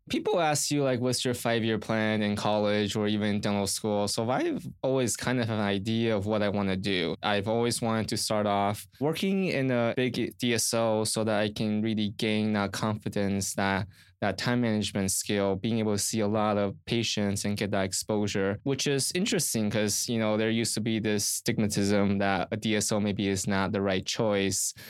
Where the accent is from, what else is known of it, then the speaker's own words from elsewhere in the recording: Orange County, Southern California, United States; also born or lived in Riverside, California; I grew up in Southern California around Orange County